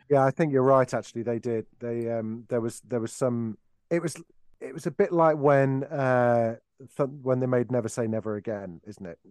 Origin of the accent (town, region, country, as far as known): Derby, East Midlands, United Kingdom; born or raised there